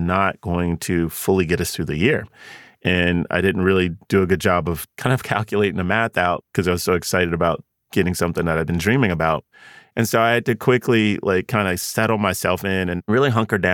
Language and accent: English; Charlotte, North Carolina, United States; I grew up in Charlotte, and I grew up, you know, poor, single mom.